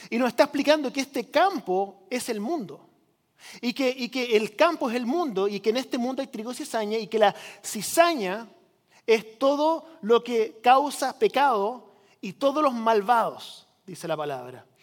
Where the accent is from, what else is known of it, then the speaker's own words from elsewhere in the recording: Chile; now in United States; yo crecí como misionero en Chile, por si usted no lo sabía, llegamos aquí a Estados Unidos.